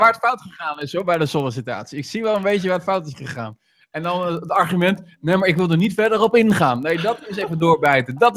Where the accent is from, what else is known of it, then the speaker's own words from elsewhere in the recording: Rotterdam, South Holland, Netherlands; Als Rotterdammer dan, hè? Als Rotterdammer dan natuurlijk, hè?